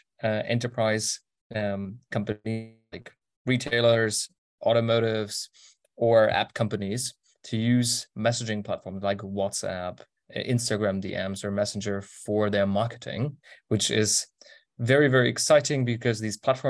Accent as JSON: {"language": "English", "country": "Germany", "tie": "born or raised there", "said": "my hometown of 45,000 people"}